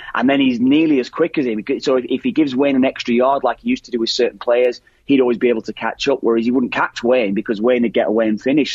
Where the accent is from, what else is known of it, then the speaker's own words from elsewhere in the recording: Ireland; as Irish lads